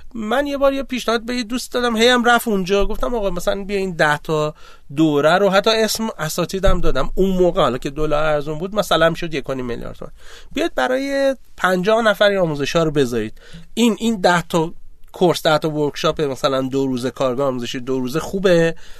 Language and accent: Persian; Abadan, Khuzestan, Iran; من آبادانی هستم